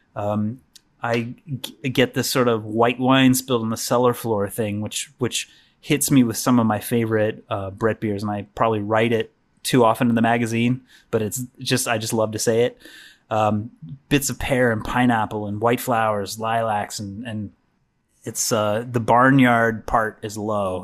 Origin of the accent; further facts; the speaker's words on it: the Ozarks, United States; moved away; I'm originally from the Ozarks, but this is a different part of the Ozarks.